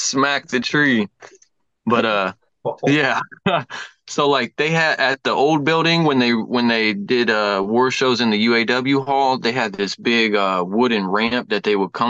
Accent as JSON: {"language": "English", "town": "Lima", "region": "Ohio", "country": "United States", "tie": "born or raised there", "also_born_or_lived": "North Carolina", "said": "I am from Lima, born and raised."}